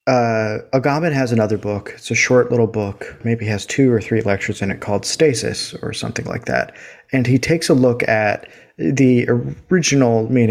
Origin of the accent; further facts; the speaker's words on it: United States; we're Americans